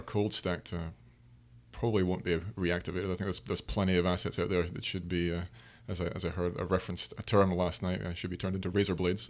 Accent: Aberdeen, Scotland, United Kingdom; moved away; we're both from Aberdeen, in Scotland. My, the, the, the, uh, Piper Alpha Memorial Gardens are, are about two miles from my parents' home

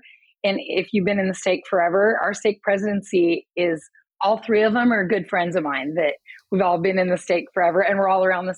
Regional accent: Las Vegas, Nevada, United States; I am born and raised. I even went to the old Las Vegas High School. You can't get more born and raised than that.

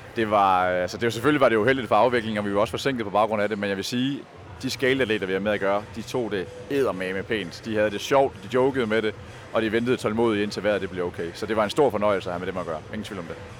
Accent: Aalborg, North Denmark Region, Denmark; jeg er selv fra Aalborg

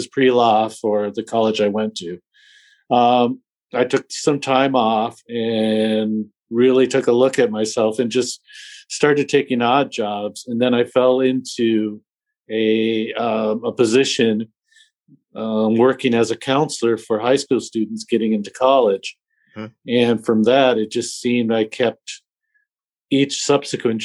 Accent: North Dakota, United States; moved away as an adult; also born or lived in New Hampshire; I grew up in North Dakota and went to a public school in North Dakota

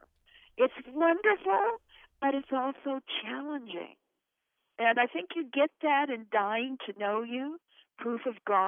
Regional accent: Idaho, United States; we come from Idaho. We're Idahoans, and Idahoans are plain speakers.

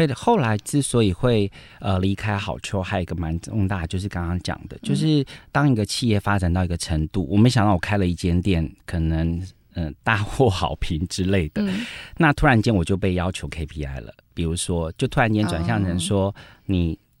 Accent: Taiwan; 我自己在眷村长大二十三年

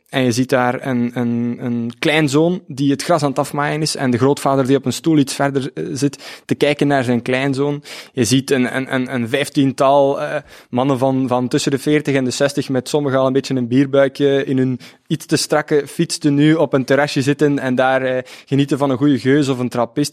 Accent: Opwijk, Flanders, Belgium; also born or lived in Ghent; afkomstig uit Opwijk, dat is een, eh, een dorp op de grens van Vlaams-Brabant en Oost-Vlaanderen.

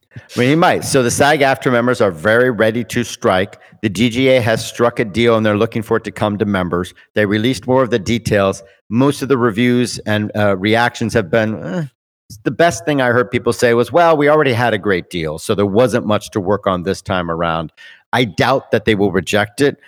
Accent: Canada; We're Canadian

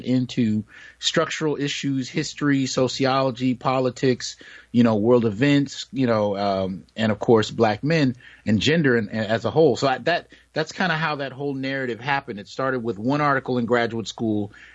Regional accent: New York City, New York, United States; I was born in Brooklyn, New York in you know, the early 70s

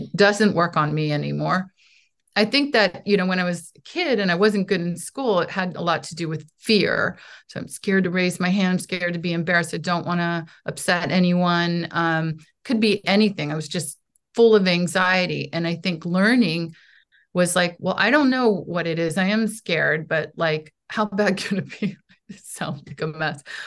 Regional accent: United States; also born or lived in Poland; I am an American artist

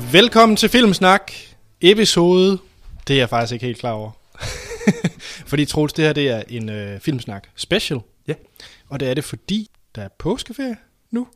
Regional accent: Denmark

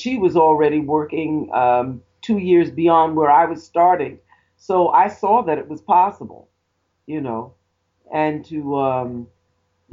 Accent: New York City, New York, United States; As a young girl, I grew up in the Bronx

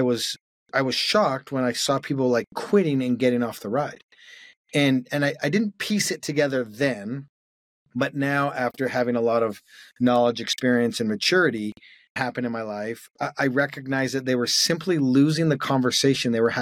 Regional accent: Calgary, Alberta, Canada; moved away; I grew up in Calgary, Canada

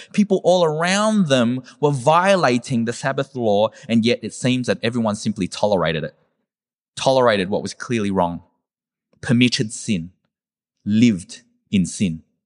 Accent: Werribee, Victoria, Australia; I'm from Werribee

